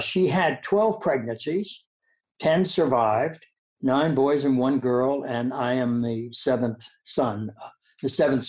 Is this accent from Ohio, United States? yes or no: yes; Dayton, Ohio, United States; No, I grew up in Dayton. I was born in 1940, and you know, Ohio was a conservative state.